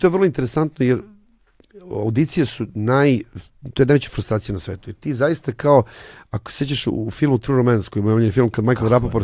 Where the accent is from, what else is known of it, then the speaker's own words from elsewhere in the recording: Užice, Zlatibor District, Serbia; also born or lived in Belgrade / Paris; now in Los Angeles, United States; ja sam već došao iz Užica za Beograd